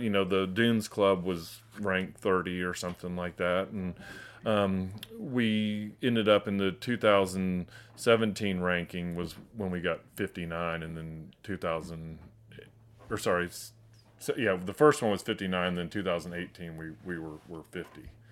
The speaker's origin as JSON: {"language": "English", "town": "Chattanooga", "region": "Tennessee", "country": "United States", "tie": "born or raised there", "said": "I grew up in Chattanooga"}